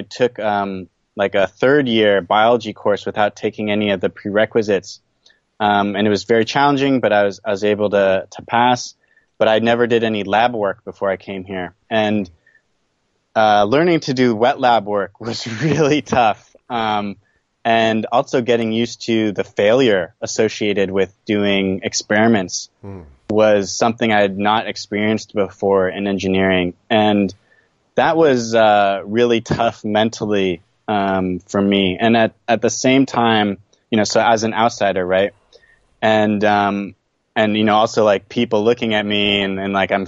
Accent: California, United States; moved away as an adult; also born or lived in East Coast of the U.S. / Taiwan; now in Japan; I'm from California, born on the East Coast of the U.S.

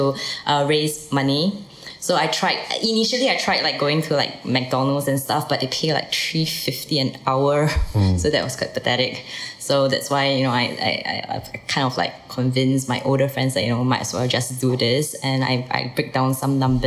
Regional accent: Singapore; I was born and bred in Singapore

